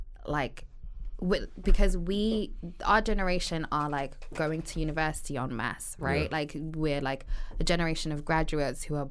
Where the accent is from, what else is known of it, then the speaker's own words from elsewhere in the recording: United Kingdom; moved away as an adult; I'm extremely proud of the fact that I'm Black British